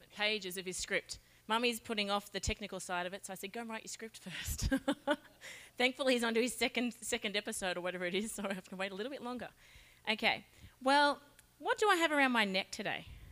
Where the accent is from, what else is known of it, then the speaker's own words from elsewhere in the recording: Charters Towers, Queensland, Australia; I'm from Charters Towers